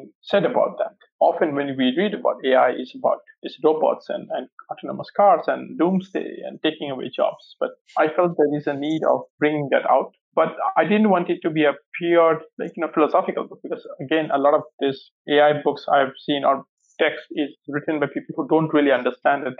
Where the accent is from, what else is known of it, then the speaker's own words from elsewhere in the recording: India; moved away; also born or lived in Cambridge; growing up in India